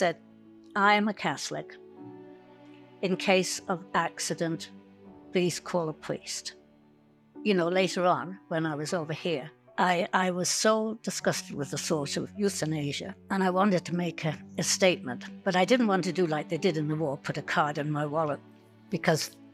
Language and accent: English; England, United Kingdom; moved away as an adult; also born or lived in London / Saskatchewan; now in Canada; When the war broke out, we were in London. I would have been 5 years old at the time. I came to Canada from England in 1957